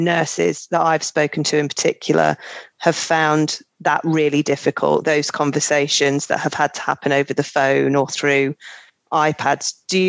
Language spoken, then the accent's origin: English; United Kingdom; And I suppose culturally it is part of it in the UK. We're very British stiff upper lip.